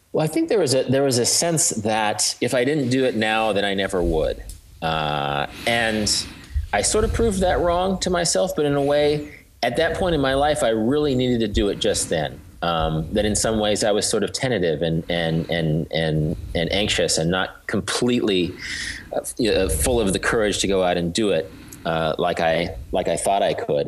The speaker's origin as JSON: {"language": "English", "town": "Wichita", "region": "Kansas", "country": "United States", "tie": "born or raised there", "said": "I'm from Kansas. I grew up in Wichita, which is uh, sort of an industrial town of about 300,000 in south central part of the state."}